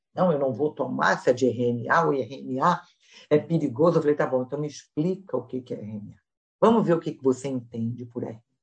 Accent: Brazil; moved away; crescendo no Brasil

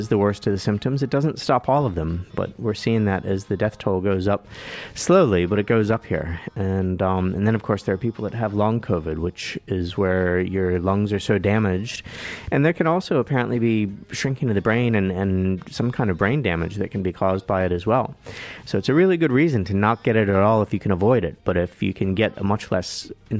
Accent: United States; also born or lived in Washington, D.C.; now in Dunedin, New Zealand; where I grew up out in the country, we had Camp David about a half-hour drive to the north and Mount Weather a half-hour drive to the south

